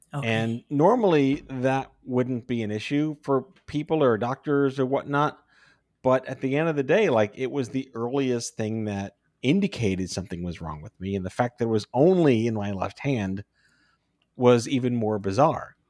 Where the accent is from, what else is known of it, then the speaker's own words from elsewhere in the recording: New York City, New York, United States; I grew up on Staten Island